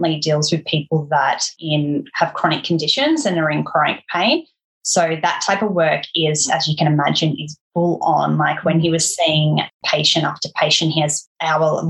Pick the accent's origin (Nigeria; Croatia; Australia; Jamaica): Australia; Central Coast, New South Wales; now in Tasmania, Australia; where we grew up on the Central Coast, if you're familiar with it, everywhere you're 15 minutes or so from the beach